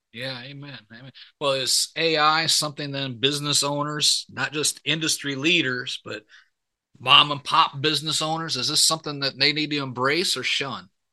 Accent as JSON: {"language": "English", "area": "about forty miles north of Detroit", "region": "Michigan", "country": "United States", "tie": "born or raised there", "said": "I grew up in Michigan, so you know, yeah, about mm-hmm. about forty miles north of Detroit"}